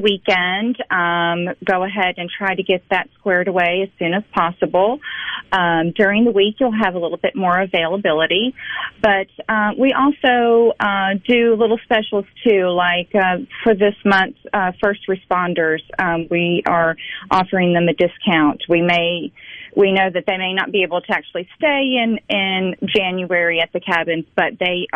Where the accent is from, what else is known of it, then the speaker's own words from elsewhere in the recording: Pittsburgh, Pennsylvania, United States; now in Fulton, United States; I am actually from Pittsburgh, Pennsylvania